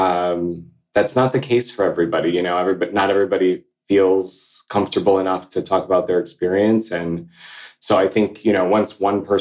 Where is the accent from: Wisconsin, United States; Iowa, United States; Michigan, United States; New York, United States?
New York, United States; I'm from New York.